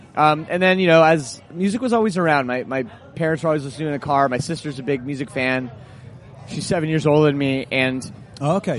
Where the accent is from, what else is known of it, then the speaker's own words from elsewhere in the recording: Oakville, Ontario, Canada; my hometown of Oakville, Ontario, suburb of Toronto